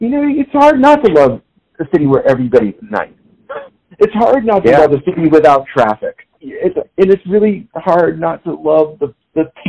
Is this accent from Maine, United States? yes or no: yes; near Bangor, central Maine, United States; moved away as an adult; also born or lived in Massachusetts / Boston, Massachusetts / New Hampshire; now in Kansas City, United States; I grew up, I was born in Massachusetts, but moved to Maine when I was 3 years old. So I grew up in central Maine, near Bangor, Maine.